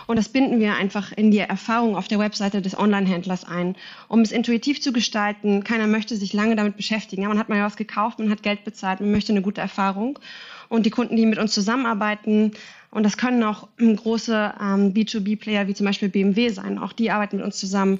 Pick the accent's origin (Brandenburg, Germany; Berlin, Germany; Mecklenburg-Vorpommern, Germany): Berlin, Germany; moved away as an adult; now in Singapore; Ich bin in Berlin, zurück in meine Heimat